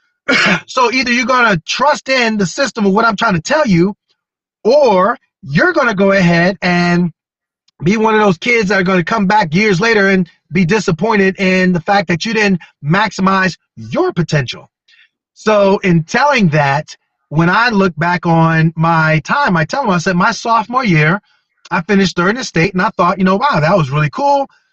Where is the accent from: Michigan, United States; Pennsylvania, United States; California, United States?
Pennsylvania, United States; Wilkes-Barre; My hometown, Wilkes-Barre